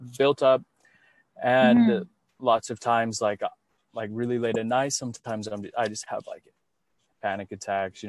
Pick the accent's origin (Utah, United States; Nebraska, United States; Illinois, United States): Utah, United States; now in Pasadena, United States; I was raised Mormon in Utah